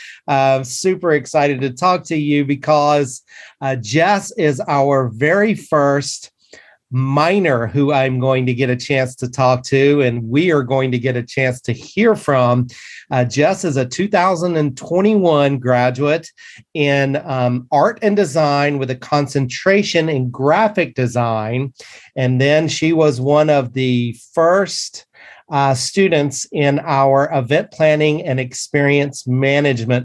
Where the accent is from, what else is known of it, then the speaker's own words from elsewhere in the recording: Chapel Hill, North Carolina, United States; I was born in Chapel Hill, North Carolina